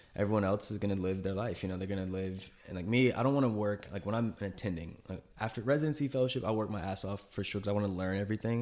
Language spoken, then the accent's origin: English; Charlotte, North Carolina, United States; moved away; my hometown in North Carolina, like, Charlotte